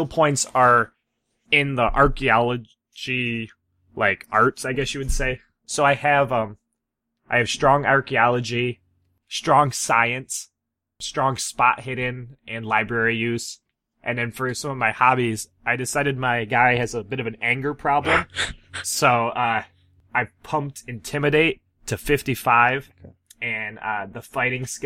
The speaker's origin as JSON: {"language": "English", "region": "Midwest", "country": "United States", "accent": "Midwestern", "said": "from Iowa, so I can maintain my Midwestern accent"}